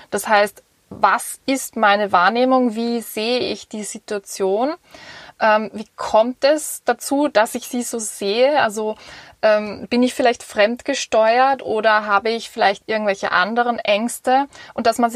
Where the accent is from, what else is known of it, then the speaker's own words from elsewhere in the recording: Vienna, Austria; Und zwar ich bin als Wienerin einfach in einer Gesellschaft aufgewachsen, ähm, wo es sehr ums Individuelle geht